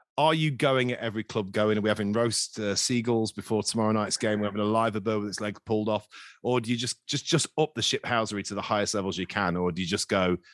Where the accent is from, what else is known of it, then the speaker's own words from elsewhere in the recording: Lincolnshire, East Midlands, United Kingdom; moved away as an adult; also born or lived in Skegness / Sheffield / London; now in Brighton, United Kingdom; I was born in Lincolnshire, because my mum couldn't have me in knots.